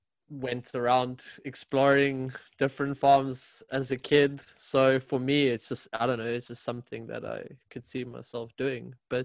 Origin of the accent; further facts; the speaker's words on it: South Africa; moved away as an adult; now in Sweden; by the way. I'm from South Africa originally.